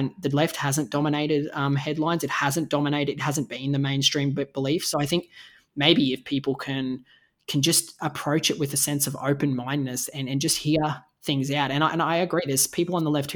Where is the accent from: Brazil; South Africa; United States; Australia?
Australia; as an Australian